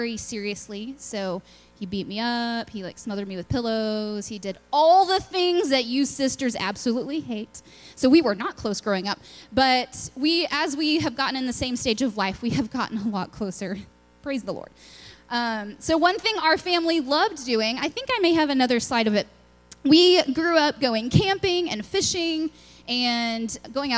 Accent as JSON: {"language": "English", "town": "Lubbock", "region": "Texas", "country": "United States", "tie": "born or raised there", "moved": "yes", "said": "I'm from Lubbock, Texas. It's out in West Texas. We're kind of, you know, in our own little world. It's the land of dirt and wind and tech. So it was a fun place to grow up"}